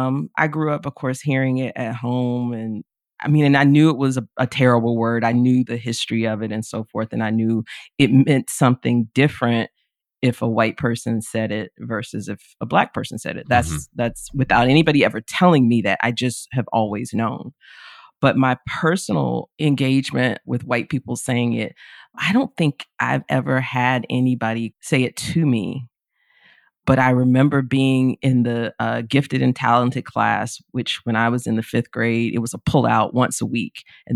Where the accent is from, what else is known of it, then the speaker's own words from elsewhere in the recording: the South, United States; despite, you know, growing up in the South.